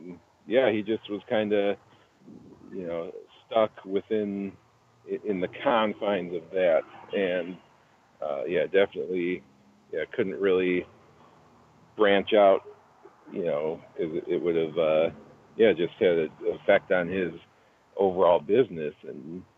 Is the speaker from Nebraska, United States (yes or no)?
no; Aurora, Illinois, United States; He and I we knew each other growing up in Aurora, Illinois.